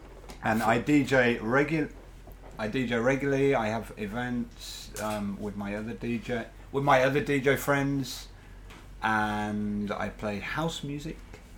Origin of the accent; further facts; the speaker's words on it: Cambridge, East of England, United Kingdom; moved away as an adult; now in Japan; I was born in Cambridge in 1975, January.